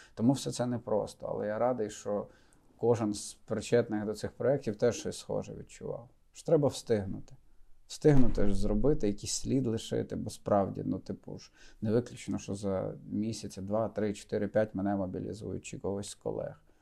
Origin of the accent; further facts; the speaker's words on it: Rivne Oblast, Ukraine; moved away as an adult; also born or lived in Lutsk; now in Kyiv, Ukraine; я родом з Рівненщини, дружина з Волині